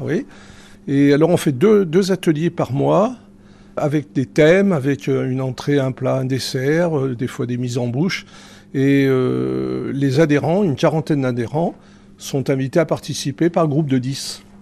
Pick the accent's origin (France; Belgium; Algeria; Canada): France; Villard-de-Lans, Auvergne-Rhône-Alpes; je suis né à Villard-de-Lans, dans la rue piétonne